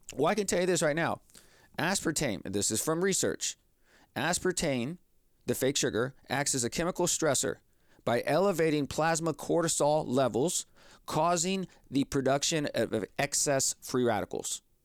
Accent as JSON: {"language": "English", "region": "Texas", "country": "United States", "tie": "born or raised there", "said": "I grew up here in Texas"}